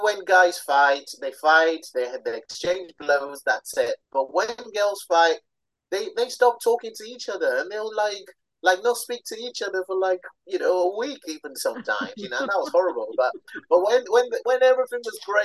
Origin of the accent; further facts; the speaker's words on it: Nigeria; also born or lived in London; I was born in London to Nigerian parents